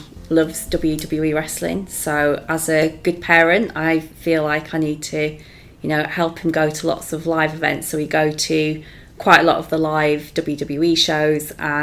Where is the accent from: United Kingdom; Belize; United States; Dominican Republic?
United Kingdom; Leeds, Yorkshire and the Humber; I'm a big Leeds United fan, so that's my hometown